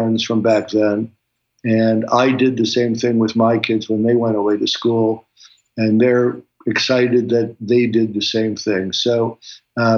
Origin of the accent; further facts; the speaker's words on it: New York City, New York, United States; I was born in Flatbush, and my dad, when he came back from World War II, started a wholesale meatpacking plant in Williamsburg.